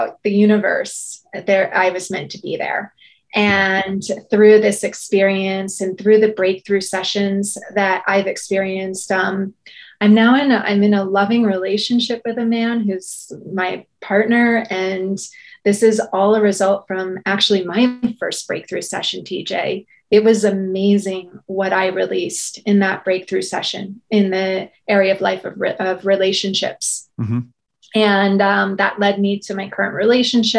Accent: outside of New York, United States; I grew up outside of New York and I was in New York for 17 years and as an adult

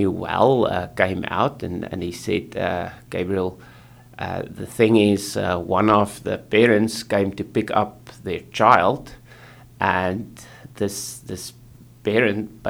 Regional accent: South Africa; moved away as an adult; now in New Westminster, Canada; I come from South Africa, which is a third world country

